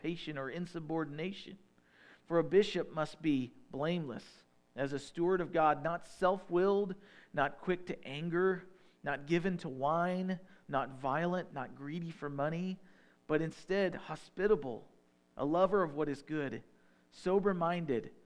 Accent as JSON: {"language": "English", "region": "northern Illinois", "country": "United States", "accent": "northern", "said": "I've also got the northern accent because we're from Illinois, northern Illinois on top"}